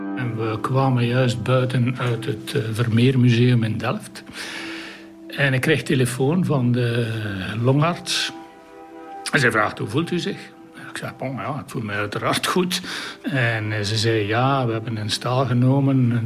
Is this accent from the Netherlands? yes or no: no; Kemzeke, Flanders, Belgium; now in Oudenaarde, Belgium; Ik ben afkomstig van Kemzeke, vlakbij Sint-Niklaas.